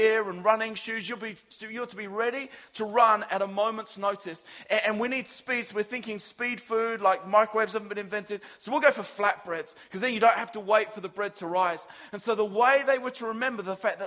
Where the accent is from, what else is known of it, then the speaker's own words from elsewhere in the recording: England, United Kingdom; as an English guy